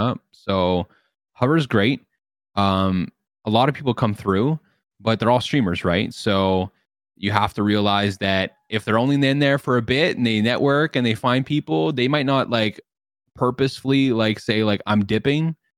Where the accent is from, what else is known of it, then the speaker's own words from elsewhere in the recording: Canada; I'm Canadian